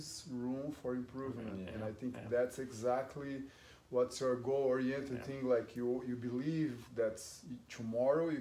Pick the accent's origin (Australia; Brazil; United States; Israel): Brazil; moved away; I'm from Brazil